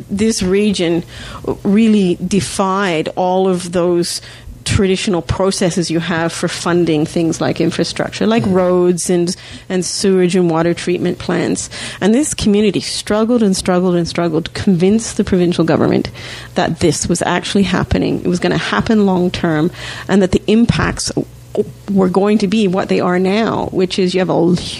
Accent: Australia; now in Canada; I actually was born and raised in Australia. Don't have a funny accent anymore. My mother was Canadian.

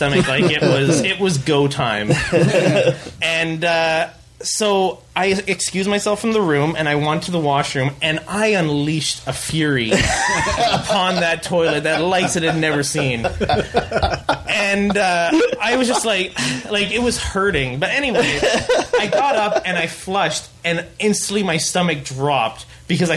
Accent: Ontario, Canada; moved away; I'm from Ontario, and I just recently went back. I drove back to Toronto

